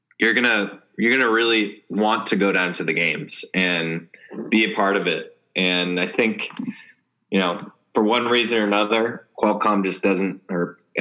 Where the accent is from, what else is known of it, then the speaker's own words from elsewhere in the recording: Denver, Colorado, United States; now in San Diego, United States; I grew up in Colorado, so. When I was a kid, Colorado Nebraska was a big rivalry.